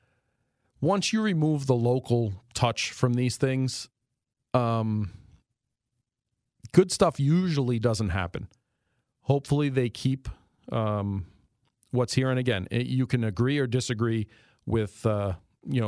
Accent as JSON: {"language": "English", "region": "New York", "country": "United States", "also_born_or_lived": "D.C. Annapolis area", "accent": "New York", "moved": "as an adult", "lives_now": "Northeast Pennsylvania, United States", "said": "I've lived here 20 years. And a lot of you guys still harass me about my New York accent"}